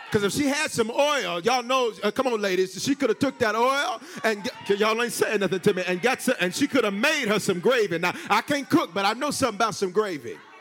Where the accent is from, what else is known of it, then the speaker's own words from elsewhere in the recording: the South, United States; I'm from the South